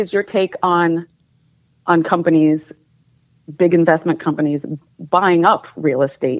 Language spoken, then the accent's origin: English; Clifton Park, New York, United States; I am from Clifton Park, New York.